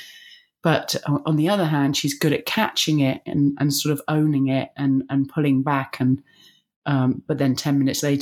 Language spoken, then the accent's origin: English; Bath, South West England, United Kingdom; moved away as an adult; I did my first 2 years of recovery in Bath, in my hometown.